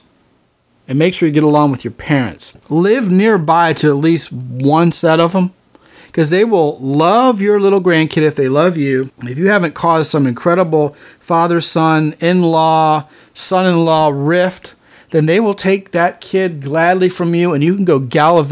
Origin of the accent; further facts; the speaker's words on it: Texas, United States; I'm from Texas